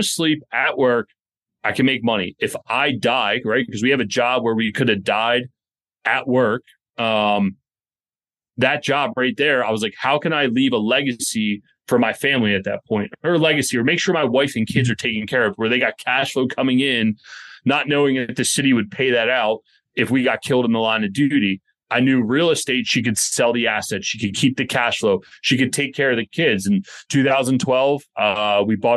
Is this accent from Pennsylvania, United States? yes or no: yes; outside of Philadelphia, Pennsylvania, United States; moved away as an adult; also born or lived in Baltimore; We grew up outside of Philadelphia